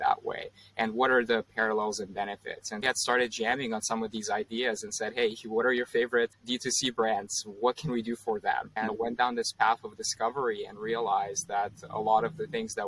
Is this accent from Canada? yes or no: yes; Canada; moved away as an adult; now in Bay Area, United States; I grew up in Canada and I moved to the Bay Area about 4 years ago